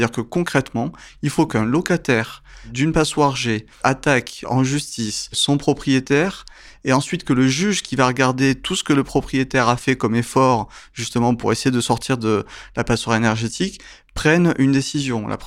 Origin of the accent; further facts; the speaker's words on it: France; D'abord, on est français, je me mets dedans